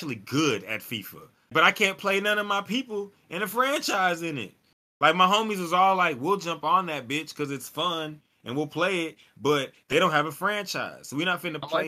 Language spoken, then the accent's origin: English; United States; me as American